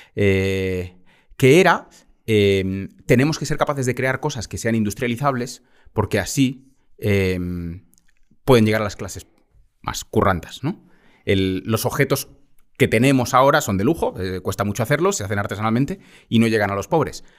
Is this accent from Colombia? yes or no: no; Balearic Islands, Spain; Soy más mallorquín